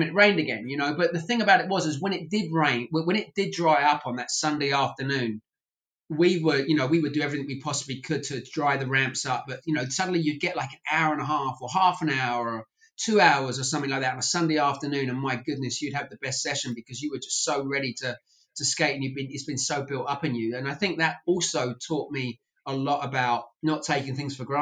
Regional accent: England, United Kingdom; now in United States; I was from England

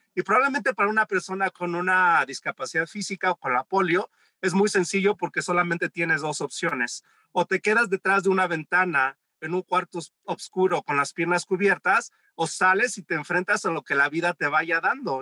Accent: Mexico City, Mexico; yo crecí en la Ciudad de México

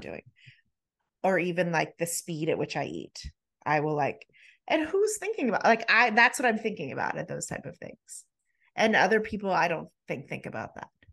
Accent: United States; we're in the U S, we're American

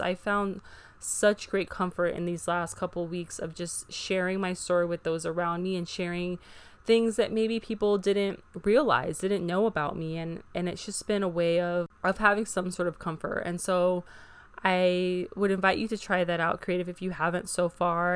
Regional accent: Hawaii, United States; living in Hawaii, which is referred to as the melting pot with so many different cultures all blended together, it was a very beautiful childhood

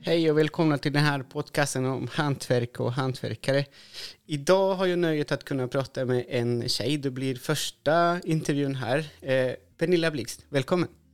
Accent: Chile; now in Sweden; Jag är ju från Chile

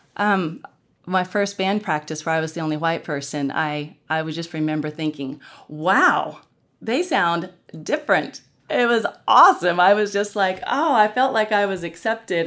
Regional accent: Norman, Oklahoma, United States; I grew up in Norman, Oklahoma

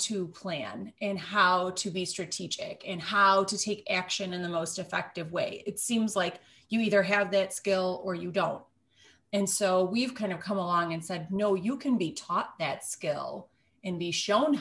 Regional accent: Kenosha, Wisconsin, United States; we are both from Kenosha, Wisconsin, and we actually went to kindergarten together

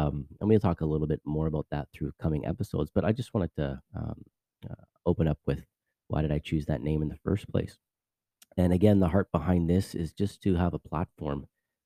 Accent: Vancouver, British Columbia, Canada; moved away as an adult; now in Orlando, United States; I'm actually originally from Vancouver, Canada. I live now here in Lake Nona, which is a part of Orlando, Florida

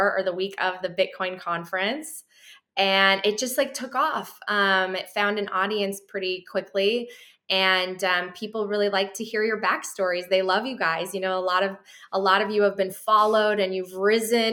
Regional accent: suburbs of Chicago, Illinois, United States; also born or lived in Poland; I grew up in the suburbs of Chicago

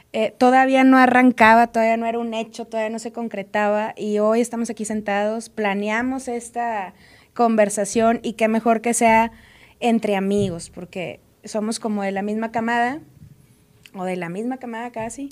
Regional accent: Monterrey, Nuevo León, Mexico; moved away as an adult; now in Mexico City, Mexico; soy regia, soy foránea

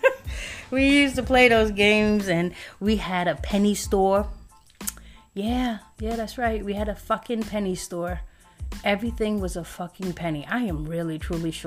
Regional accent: New York City, New York, United States; I was born in Brooklyn, and we lived in Hancock and Halsey

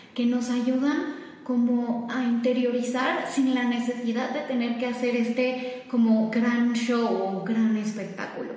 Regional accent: Mexico; also born or lived in Switzerland; soy mitad mexicana y mitad suiza

